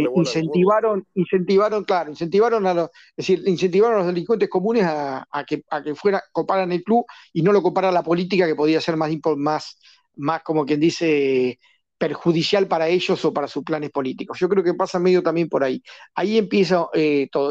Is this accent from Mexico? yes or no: no; Argentina; en mi país